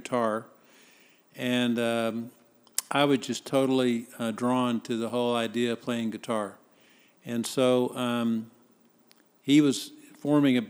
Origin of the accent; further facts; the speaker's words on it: Dallas, Texas, United States; also born or lived in Biloxi, Mississippi; I was basically raised in Dallas and consider myself a Dallasite.